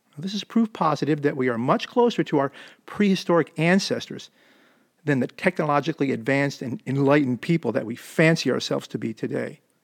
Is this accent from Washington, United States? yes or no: no; suburbs of Philadelphia, Jersey side, New Jersey, United States; also born or lived in Camden, New Jersey; now in Southern California, United States; I was born in Camden, New Jersey, and grew up in the suburbs of Philadelphia on the Jersey side of the Delaware River